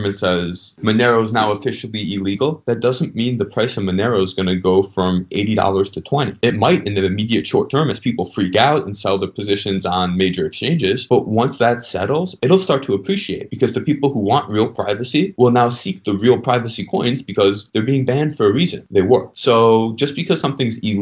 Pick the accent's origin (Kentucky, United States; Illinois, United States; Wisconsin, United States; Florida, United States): Illinois, United States; Chicago; moved away as an adult; now in Miami, United States; I grew up in Chicago. Now I'm down in Miami since law school